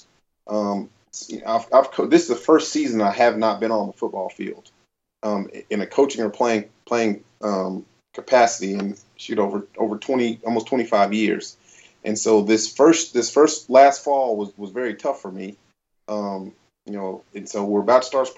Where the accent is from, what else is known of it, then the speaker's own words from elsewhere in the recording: Wichita Falls, Texas, United States; where I grew up in Wichita Falls, Texas